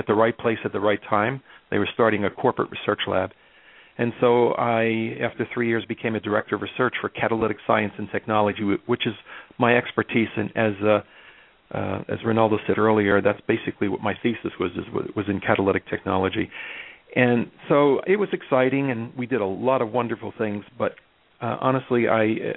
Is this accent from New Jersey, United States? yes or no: yes; Elizabeth, New Jersey, United States; we didn't have very much money growing up in North Elizabeth, which is now the runways for Newark International Airport